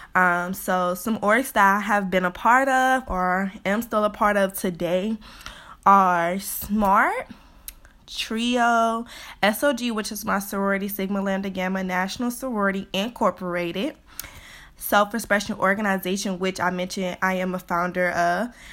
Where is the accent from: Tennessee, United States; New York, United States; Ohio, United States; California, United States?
Ohio, United States; Cleveland; also born or lived in Bowling Green, Ohio; I'm from Cleveland, Ohio originally